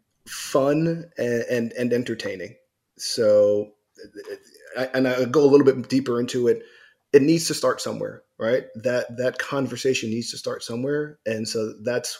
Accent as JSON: {"language": "English", "region": "New York", "country": "United States", "tie": "born or raised there", "said": "I grew up in New York"}